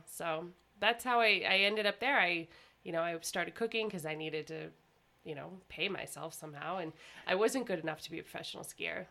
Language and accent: English; Idaho, United States; So I'm from Southern Idaho. And when I graduated from Pocatello High, I went to Boise State for 1 year.